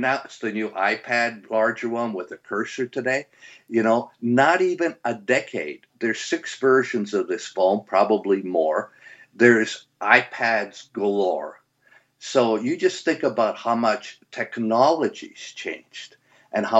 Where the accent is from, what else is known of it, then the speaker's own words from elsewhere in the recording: Canada; moved away as an adult; And I came from Canada. I grew up in Canada